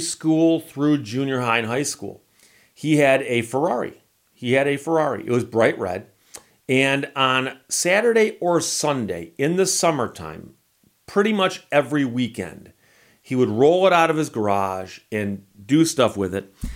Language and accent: English; Birmingham, Michigan, United States; I grew up in Birmingham, Michigan